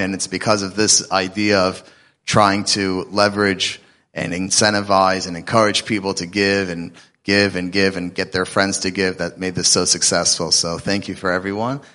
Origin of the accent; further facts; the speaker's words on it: Atlanta, Georgia, United States; I'm from Atlanta